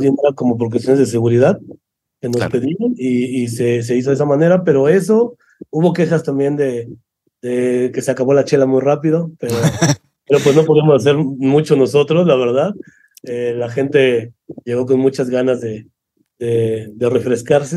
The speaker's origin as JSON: {"language": "Spanish", "region": "Mexico City", "country": "Mexico", "said": "Yo soy de Ciudad de México y la mayoría de equipo del festival es de Ciudad de México"}